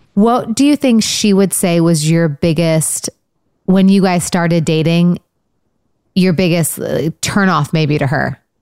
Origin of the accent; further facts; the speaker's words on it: Michigan, United States; I'm from Michigan.